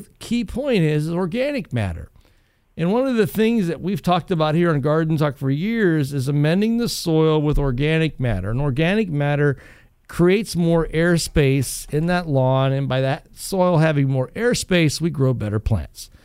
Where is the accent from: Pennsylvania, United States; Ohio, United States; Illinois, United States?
Ohio, United States; Northwest; as a kid growing up in Northwest Ohio